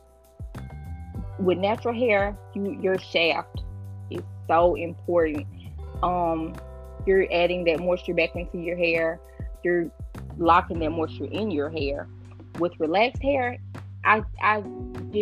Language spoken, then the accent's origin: English; the South, United States; I'm from the South